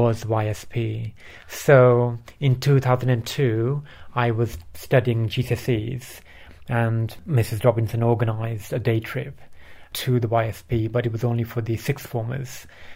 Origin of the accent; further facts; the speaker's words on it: Bradford, Yorkshire and the Humber, United Kingdom; English is a second language; also born or lived in Pakistan; I grew up in Yorkshire. So I was born in Pakistan. I moved to Bradford at the age of 8